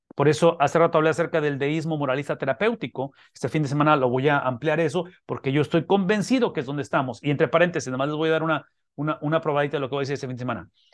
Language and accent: Spanish; Ciudad Mante, Tamaulipas, Mexico; moved away; soy de Ciudad Mante, donde puedo hablar de mis raíces